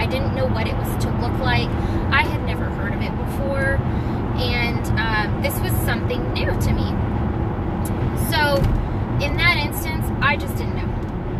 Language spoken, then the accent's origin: English; West Coast, United States; I come from the West Coast, and I know, I lived in San Diego.